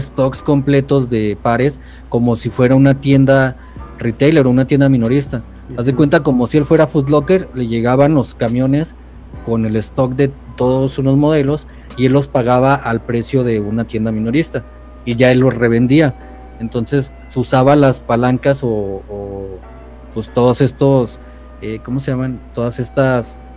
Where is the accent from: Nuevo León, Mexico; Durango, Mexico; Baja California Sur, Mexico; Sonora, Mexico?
Durango, Mexico; yo vivo acá en, Durango. Soy de Durango.